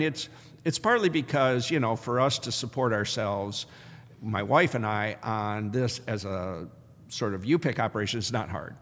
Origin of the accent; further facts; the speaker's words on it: Michigan, United States; also born or lived in China; now in Iowa City, United States; I was born in Michigan